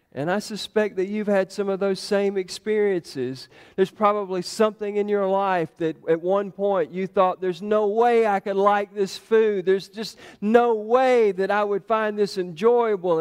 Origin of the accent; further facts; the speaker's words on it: Giles County, Tennessee, United States; I grew up down in Giles County